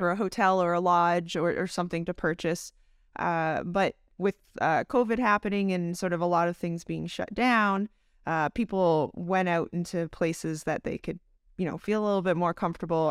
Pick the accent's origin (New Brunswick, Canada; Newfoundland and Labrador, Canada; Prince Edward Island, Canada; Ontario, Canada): Ontario, Canada; London; moved away; I grew up in London, Ontario, Canada.